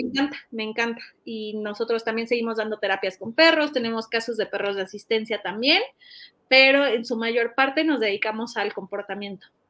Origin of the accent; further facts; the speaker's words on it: Mexico; mi país